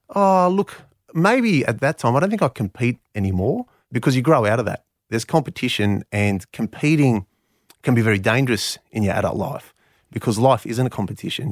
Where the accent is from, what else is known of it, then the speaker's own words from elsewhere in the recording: Canberra, Australian Capital Territory, Australia; first language Greek; English is a second language; having been born and bred in Canberra